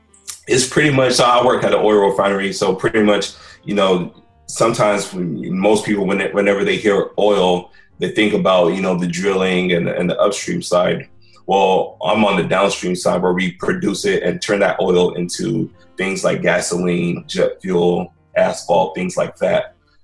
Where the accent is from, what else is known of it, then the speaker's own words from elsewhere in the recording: Houston, Texas, United States; also born or lived in San Antonio, Texas; My parents immigrated here from Nigeria back in 1981. Pretty much born and raised in Houston, Texas. I love it out here.